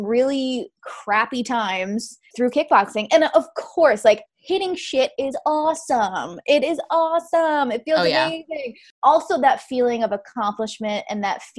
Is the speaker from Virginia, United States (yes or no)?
no; Rhode Island, United States; I grew up in Rhode Island, still here, born and bred.